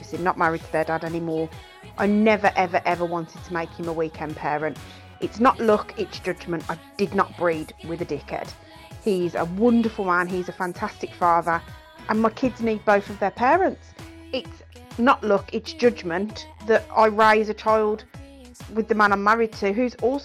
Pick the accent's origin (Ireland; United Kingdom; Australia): Ireland; I'm also Irish